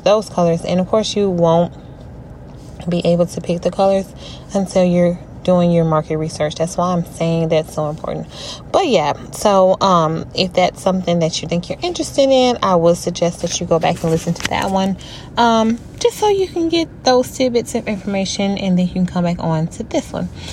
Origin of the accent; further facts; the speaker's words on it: Louisiana, United States; I am from Louisiana